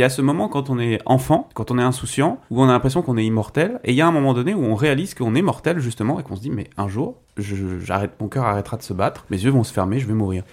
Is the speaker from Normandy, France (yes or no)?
no; Breton, Brittany, France; en tant que breton